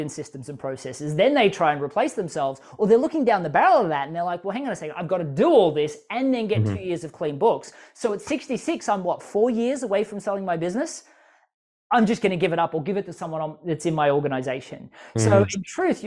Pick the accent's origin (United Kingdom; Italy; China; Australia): Australia; as an Australian, I can speak kind of quickly